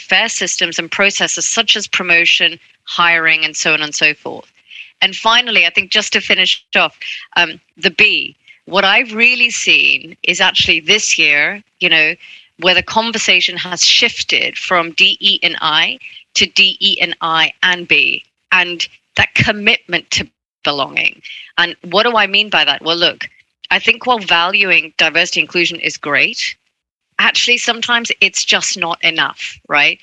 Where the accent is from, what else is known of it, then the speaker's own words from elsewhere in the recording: Hong Kong; I grew up in Hong Kong. That's where I'm from.